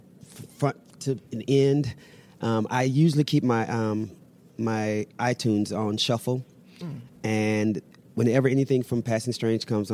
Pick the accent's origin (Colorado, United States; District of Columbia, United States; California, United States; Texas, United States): Texas, United States; Dallas; moved away; also born or lived in New York; I'm from Dallas, Texas